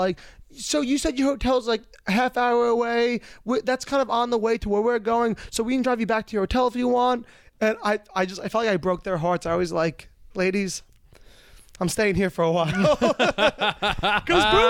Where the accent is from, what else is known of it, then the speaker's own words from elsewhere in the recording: New York, United States; I'm from New York